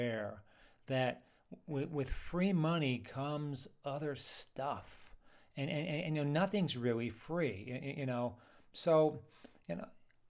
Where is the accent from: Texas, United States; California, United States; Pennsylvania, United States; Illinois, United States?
Pennsylvania, United States; Shamokin; now in San Diego, United States; I'm from Pennsylvania, you know, Shamokin, Pennsylvania, anthracite coal region. You know, it was a good place to grow up